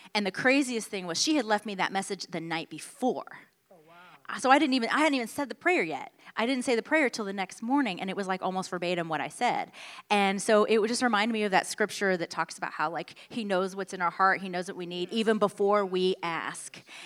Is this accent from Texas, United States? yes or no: yes; Houston, Texas, United States; moved away as an adult; also born or lived in Washington, D.C.; born and raised in Houston, Texas